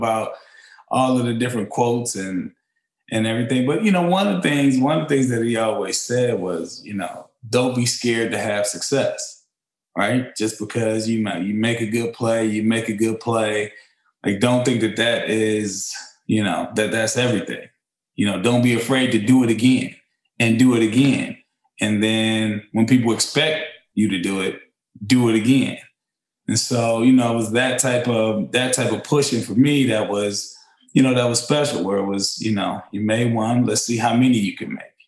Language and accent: English; Ohio, United States; I was Ohio guy. I was Ohio State guy. Growing up in Ohio